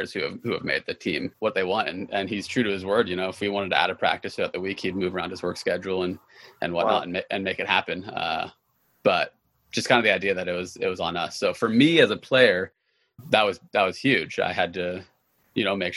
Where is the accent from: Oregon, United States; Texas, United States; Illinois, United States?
Oregon, United States; Eugene; I was born in Southern Oregon, but I grew up in Eugene.